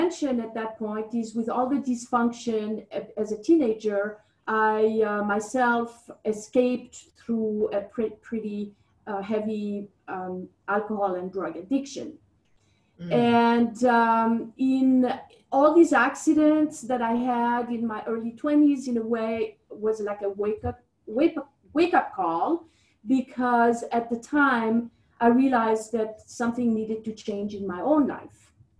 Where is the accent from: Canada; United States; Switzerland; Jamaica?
Switzerland; I'm from Switzerland. I was brought up in an environment of the arts